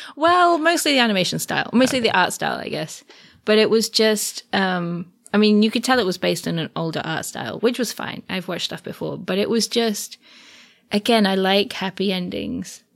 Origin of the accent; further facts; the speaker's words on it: England, United Kingdom; I say I'm from England